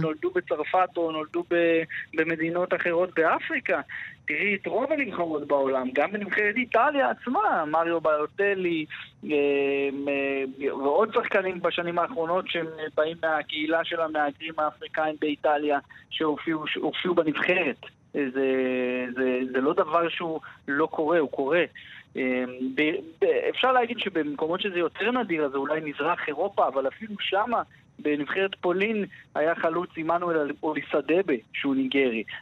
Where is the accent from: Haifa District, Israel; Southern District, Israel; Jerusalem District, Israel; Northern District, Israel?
Jerusalem District, Israel; Jerusalem; כשהייתי קטן וגדלתי בירושלים